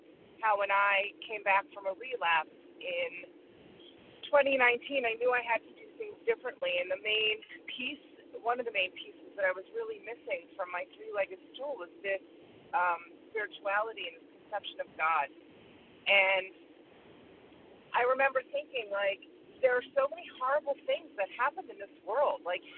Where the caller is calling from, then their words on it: Connecticut, United States; Good morning, Jen. … from Connecticut.